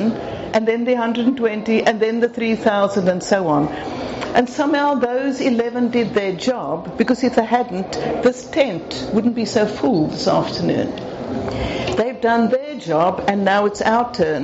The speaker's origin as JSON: {"language": "English", "country": "South Africa", "said": "I'm South African"}